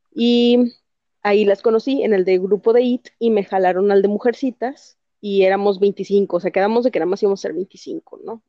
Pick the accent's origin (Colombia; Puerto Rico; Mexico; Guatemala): Mexico; Soy de México